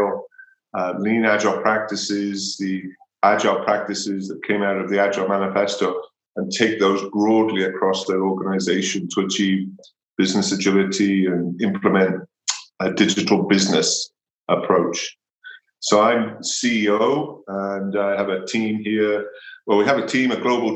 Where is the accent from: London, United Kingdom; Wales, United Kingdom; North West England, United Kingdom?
Wales, United Kingdom; moved away as an adult; now in Boulder, United States; I'm originally from Wales. I spent my formative years there